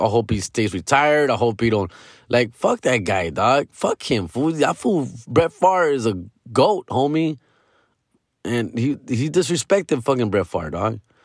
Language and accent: English; Los Angeles, California, United States; I'm from Los Angeles